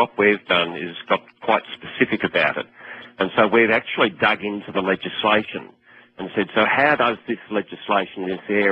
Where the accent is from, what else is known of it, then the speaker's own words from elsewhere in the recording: Australia; I'm from Australia